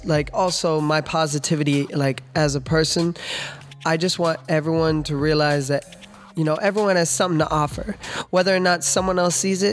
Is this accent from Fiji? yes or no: no; Ames, Iowa, United States; also born or lived in Webster City, Iowa; now in California, United States; I'm originally from Ames, Iowa. I was born in Webster City. And I used to live on a farm